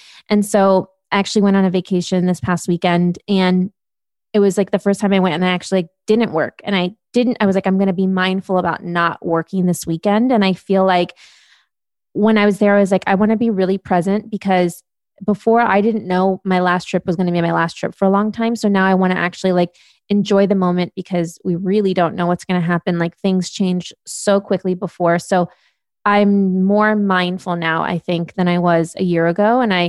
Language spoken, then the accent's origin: English; Germany; born there; also born or lived in United States; So I went back and forth between Europe and the US since I was six. I was born in Germany.